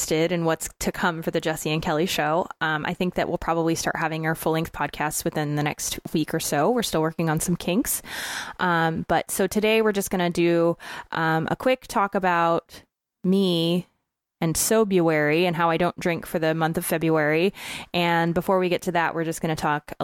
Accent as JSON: {"language": "English", "area": "near West Point", "region": "Northern California", "country": "United States", "moved": "as an adult", "said": "West Point, which is literally like 10 minutes away from where he's from. And not only that, but from where I'm from."}